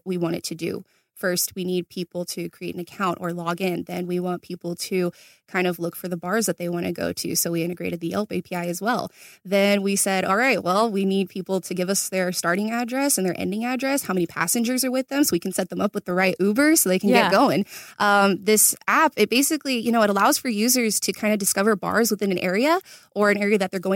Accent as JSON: {"language": "English", "town": "Chino", "region": "California", "country": "United States", "tie": "born or raised there", "said": "born and raised in Chino, California."}